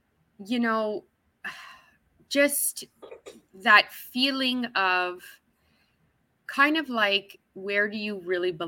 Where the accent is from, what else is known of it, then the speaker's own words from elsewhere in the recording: Canada; moved away as an adult; now in Kuwait; I'm living in Canada. I was born and raised in Canada. Well, I'm currently living in Kuwait, but that's still another wealthy nation. So I don't have the same background that someone would have who is indigenous to the land.